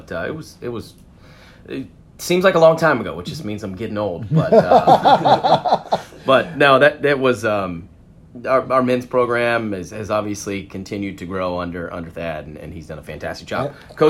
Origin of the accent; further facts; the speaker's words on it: Frederick, Maryland, United States; I grew up in Maryland. Okay. Frederick, Maryland, which is, if you make a triangle, Frederick, Washington, D.C., and Baltimore, it's about 45 minutes to each one.